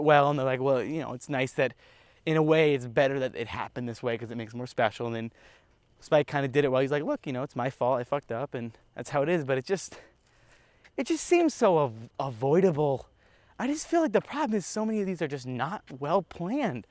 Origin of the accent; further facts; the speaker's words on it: United States; I'm American.